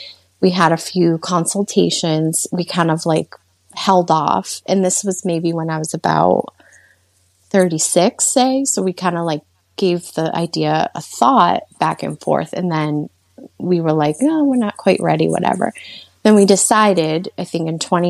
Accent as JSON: {"language": "English", "town": "Worcester", "region": "Massachusetts", "country": "United States", "said": "I'm from the Worcester, Massachusetts area"}